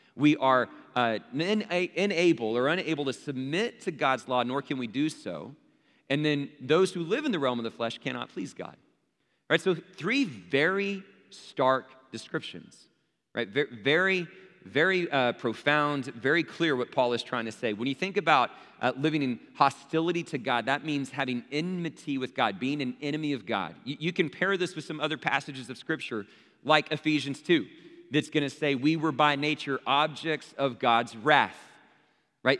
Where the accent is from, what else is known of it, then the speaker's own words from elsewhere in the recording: Abilene, Texas, United States; growing up in Abilene, Texas, where there's a church on every street corner